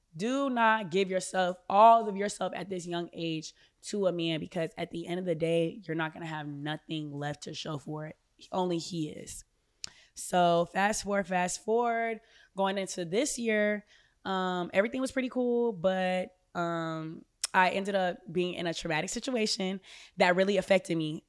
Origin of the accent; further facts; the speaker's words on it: Orlando, Florida, United States; moved away as an adult; I grew up in Orlando, Florida.